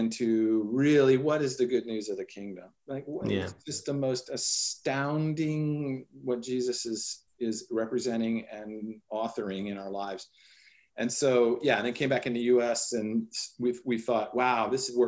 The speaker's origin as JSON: {"language": "English", "town": "Washington", "region": "District of Columbia", "country": "United States", "tie": "born or raised there", "moved": "as an adult", "said": "I grew up in Washington, D.C."}